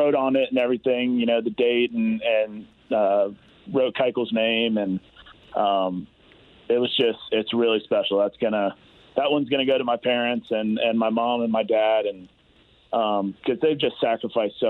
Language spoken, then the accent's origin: English; the South, United States; I'm from the South, so that's what we do down there